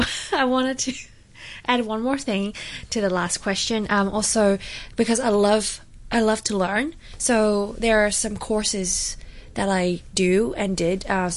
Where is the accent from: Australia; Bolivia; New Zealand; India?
New Zealand; born or raised there; moved away as an adult; now in Hong Kong